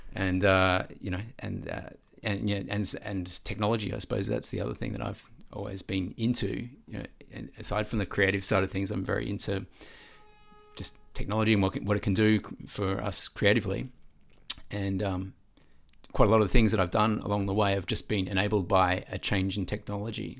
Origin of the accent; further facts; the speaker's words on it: Melbourne, Victoria, Australia; I grew up in Vermont South